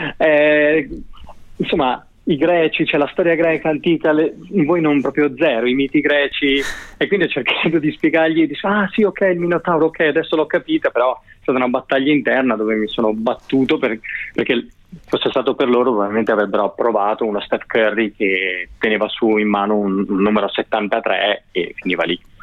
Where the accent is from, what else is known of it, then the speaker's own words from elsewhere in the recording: Veneto, Italy; essendo io veneto